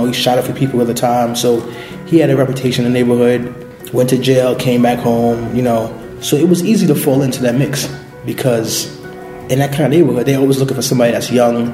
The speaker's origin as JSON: {"language": "English", "town": "New York City", "region": "New York", "country": "United States", "tie": "born or raised there", "said": "So I was born and raised in Brooklyn, in the Bushwick, East New York section of Brooklyn."}